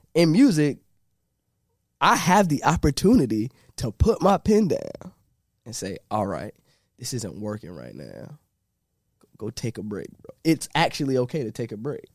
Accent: Norfolk, Virginia, United States; Originally, I'm from Norfolk, and I grew up in a place called Park Place

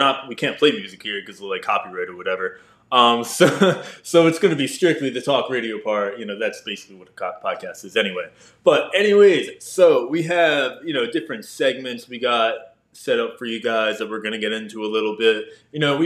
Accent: New Jersey, United States; now in Tampa, United States; I'm from New Jersey originally

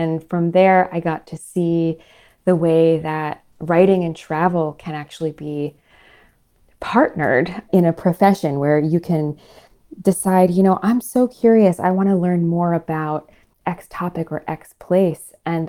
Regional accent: Paris, Île-de-France, France; born there; I was born in Paris, and I always love going back there because I think that's such a beautiful city.

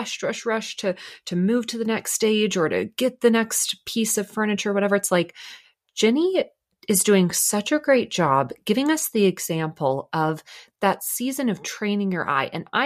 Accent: Dallas, Texas, United States; I'm from Dallas originally.

